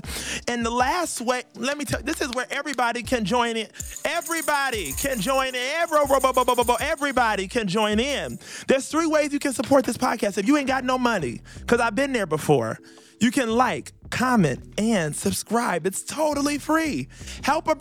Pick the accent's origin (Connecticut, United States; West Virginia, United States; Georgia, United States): Georgia, United States; McDonough; I grew up in McDonough, Georgia, and I met them through middle school